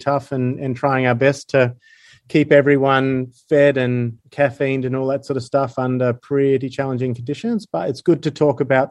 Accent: Sydney, New South Wales, Australia; I'm from Sydney originally. I grew up close to Northern Beaches, moved around a little bit, but yeah, pretty much all Sydney.

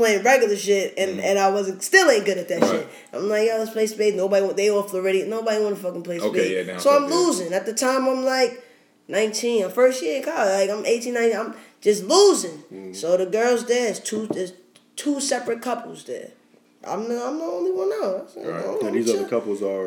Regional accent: New York City, New York, United States; I'm from New York

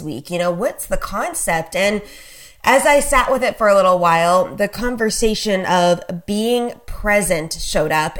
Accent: Canada; I'm a Canadian, so obviously I live up in Canada.

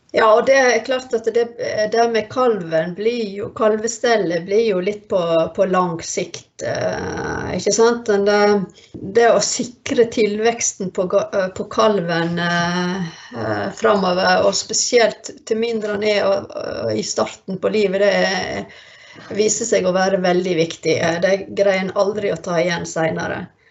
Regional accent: Førde, Vestland, Norway; moved away; jeg er fra Førde

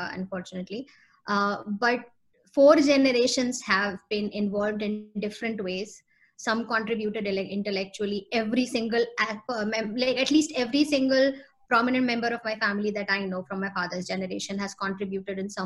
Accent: Lucknow, Uttar Pradesh, India; also born or lived in Noida; I grew up like, you know, most of my life, I grew up in Lucknow.

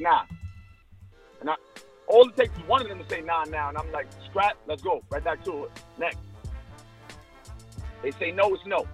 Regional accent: New York City, New York, United States; We grew up around the same areas. He's from Coney Island. I'm from Flatbush

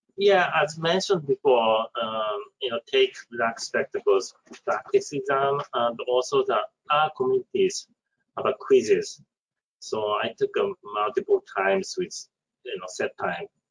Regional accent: Japan; first language Japanese; English is a second language; also born or lived in Idaho; now in Texas, United States; I'm born and raised in Japan

